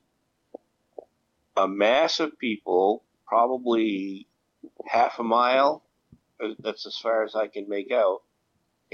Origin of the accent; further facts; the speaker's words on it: United States; moved away; I am an American and I wished I was home